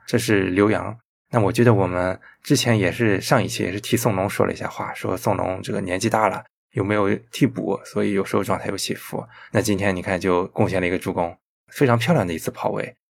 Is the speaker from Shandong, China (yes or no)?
yes; Shandong, China; 我们山东人不管你对我怎么样